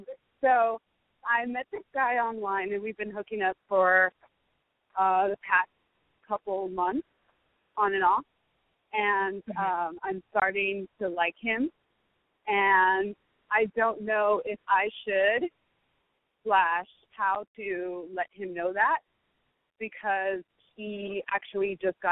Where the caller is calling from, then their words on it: New York City, New York, United States; 33. I'm calling from New York City.